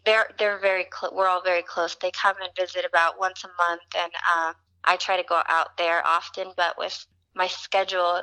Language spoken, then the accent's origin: English; Hayward, California, United States; moved away as an adult; also born or lived in Fremont, California; now in Los Angeles, United States; I was born in Hayward, California, and I lived actually in the same house my whole life, most of my childhood until 18